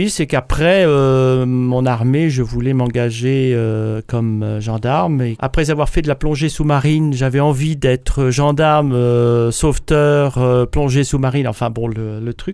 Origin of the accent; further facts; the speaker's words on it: Berry, Indre, Centre-Val de Loire, France; Moi je suis né dans la, dans la région du Berry, donc plus précisément l'Indre. Pour ceux qui connaissent pas, c'est Châteauroux. donc c'est centre de la France, hein, mais ça reste un endroit où on connaît moins parce que c'est moins balnéaire.